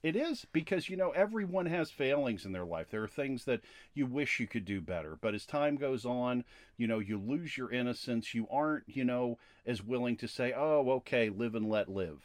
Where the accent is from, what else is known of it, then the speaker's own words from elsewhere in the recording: Latrobe, Pennsylvania, United States; I was born in Latrobe, Pennsylvania